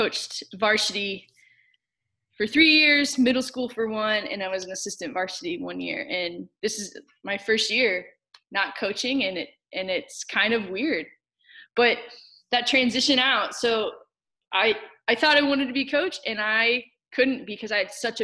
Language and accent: English; Olathe, Kansas, United States; I grew up in Kansas City, Kansas, Olathe, Kansas, to be specific